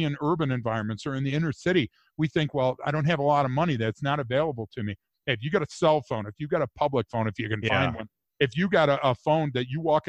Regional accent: Detroit, Michigan, United States; moved away as an adult; now in Gunnison, United States; I'm from Detroit

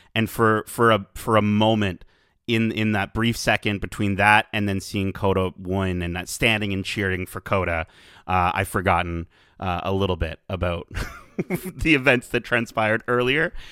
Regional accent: Canada; as a Canadian

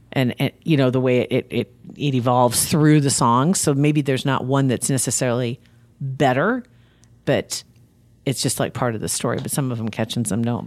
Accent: Ashland, Nebraska, United States; my hometown paper, Ashland

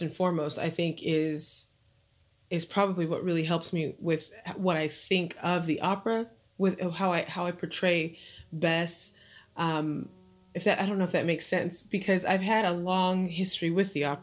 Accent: Apple Valley, California, United States; moved away as an adult; now in New Jersey, United States; Apple Valley is where I'm from

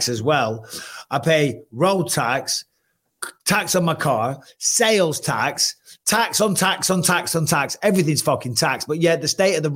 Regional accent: England, United Kingdom; now in United States; Obviously, I'm English, so I go back to England

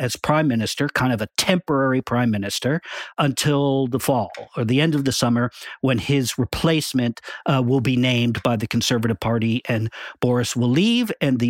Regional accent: United States; moved away as an adult; now in London, United Kingdom; I'm sort of the dumb American at this show.

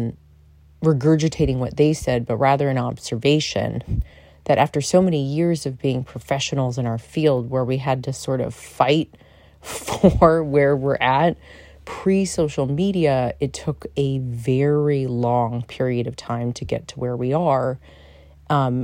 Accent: New York, United States; I'm a New Yorker

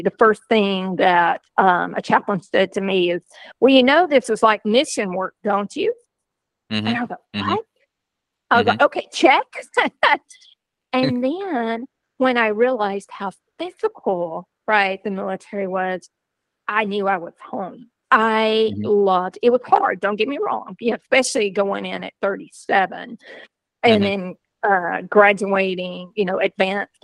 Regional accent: Georgia, United States; I grew up on a beef cattle farm in a small southern town in Georgia

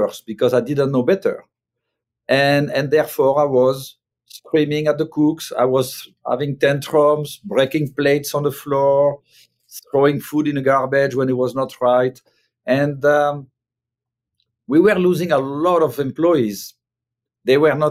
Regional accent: France; moved away as an adult; now in United States; when I grew up in France, and at a young age, I was in a kitchen in the 1980s

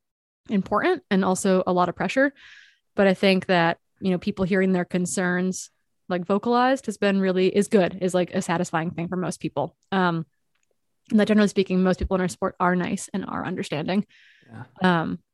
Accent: Midwest, United States; I'm like from the Midwest, but was raised by East Coast parents.

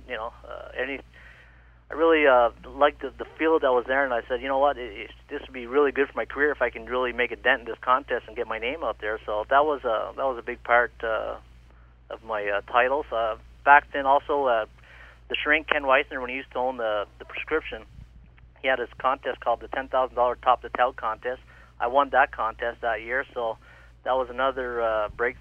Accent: Ottawa, Ontario, Canada; I'm born in Ottawa, born and raised in Ottawa

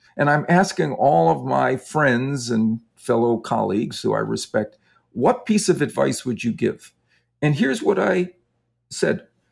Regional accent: Wisconsin, United States; I grew up in Wisconsin, and so the Green Bay Packers were always my home team.

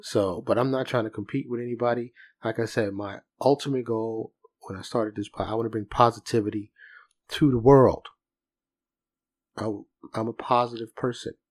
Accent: New York, United States; I'm from New York

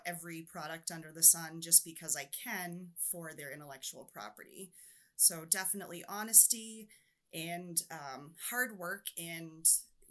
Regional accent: New Hampshire, United States; I'm from New Hampshire, so there's a little bit of that neighbor helping neighbor, kind of backwoods.

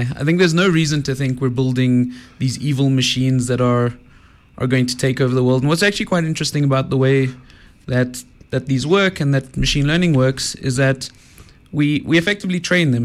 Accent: Johannesburg, Gauteng, South Africa; I grew up in Joburg

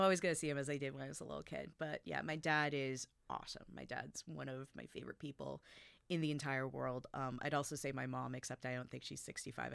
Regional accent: United States; I was growing up in America

